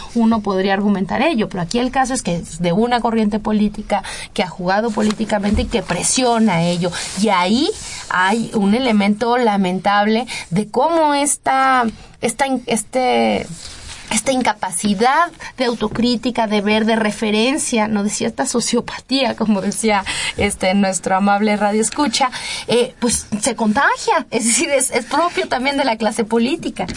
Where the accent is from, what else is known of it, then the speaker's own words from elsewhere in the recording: Mexico; nuestra vulnerabilidad como ciudadanos mexicanos